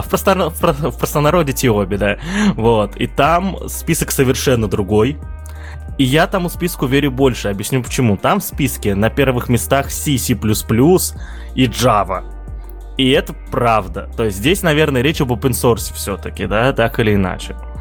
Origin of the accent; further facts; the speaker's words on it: Russia; я как житель сверхдержавы